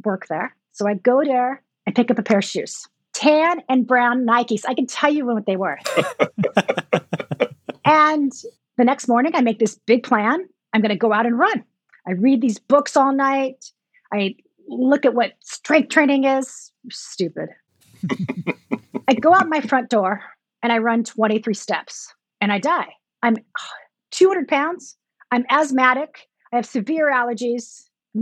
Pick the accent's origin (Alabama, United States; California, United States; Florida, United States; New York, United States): California, United States; Santa Maria; I grew up in Santa Maria, small town.